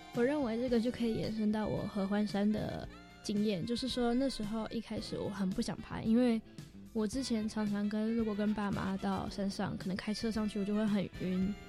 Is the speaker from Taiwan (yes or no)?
yes; Taiwan; first language English; Chinese is a second language; 他们从我出生前就在台湾定居了，但是我是在，所以我是在台湾土生土长的